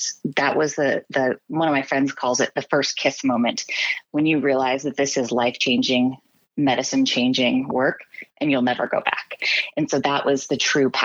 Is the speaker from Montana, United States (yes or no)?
no; Oregon, United States; also born or lived in Massachusetts; I'm from Oregon